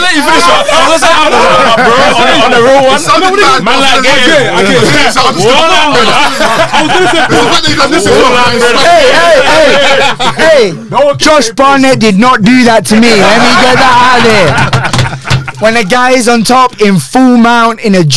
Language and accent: English; United Kingdom; I'm fucking British